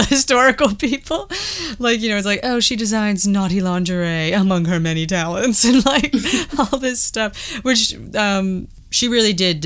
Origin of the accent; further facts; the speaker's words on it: Boston, Massachusetts, United States; I'm from Boston